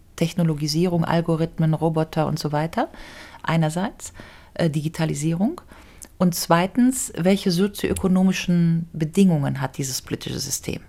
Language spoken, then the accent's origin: German; Germany; ich als Deutsche